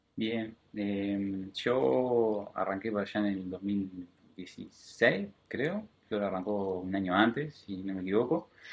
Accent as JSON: {"language": "Spanish", "region": "Colonia", "country": "Uruguay", "moved": "as an adult", "lives_now": "Montevideo, Uruguay", "said": "yo soy de Colonia, el departamento de Colonia"}